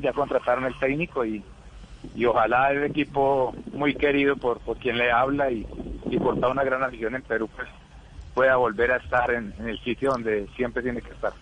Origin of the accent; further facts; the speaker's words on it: Colombia; quiero mucho a mi tierra